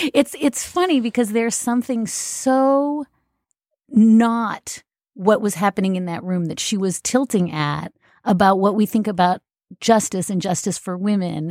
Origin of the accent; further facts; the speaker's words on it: Canada; moved away; I am Canadian